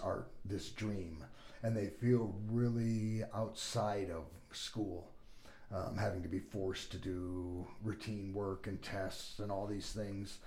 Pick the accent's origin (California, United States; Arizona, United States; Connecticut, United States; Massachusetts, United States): California, United States; moved away as an adult; also born or lived in Bloomington / Los Angeles; now in Sioux Falls, United States; I grew up in California